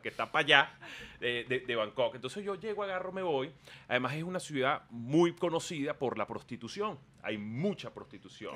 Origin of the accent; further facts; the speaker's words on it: Venezuela; yo llego y digo que soy de Venezuela.